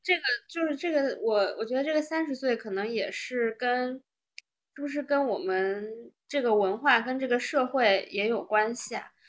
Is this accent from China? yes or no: yes; China; also born or lived in United States; 我们中国人